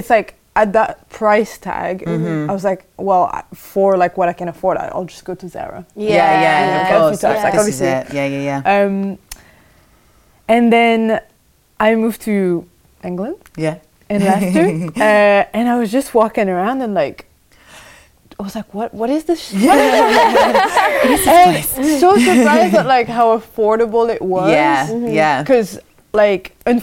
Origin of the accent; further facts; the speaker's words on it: France; now in United Kingdom; So I was born in France. I grew up in a small town.